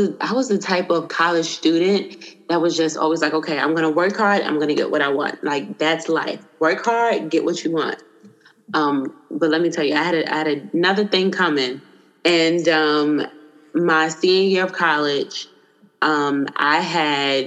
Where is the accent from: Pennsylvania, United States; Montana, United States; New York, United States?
New York, United States; New York City; also born or lived in Washington, D.C. / Seattle / California; now in Virginia Beach, United States; I was born and raised in Brooklyn, New York